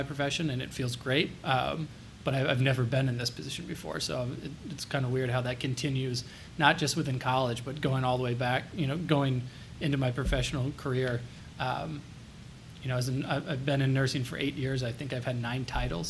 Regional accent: Dayton, Ohio, United States; I grew up in Dayton, Kettering area.

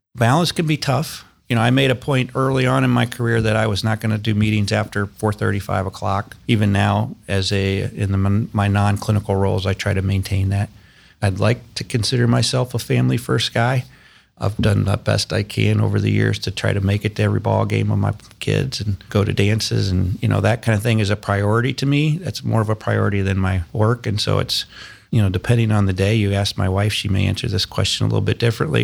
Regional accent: Fayetteville, Arkansas, United States; moved away as an adult; also born or lived in Boston; now in Columbus, United States; I grew up in Fayetteville, Arkansas

